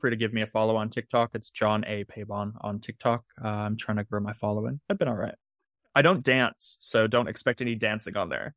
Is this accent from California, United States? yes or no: yes; Southern California, United States; I grew up in Southern California